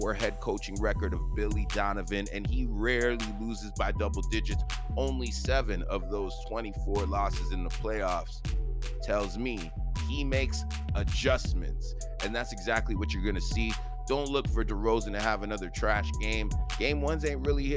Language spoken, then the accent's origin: English; Toronto, Ontario, Canada; I'm from Toronto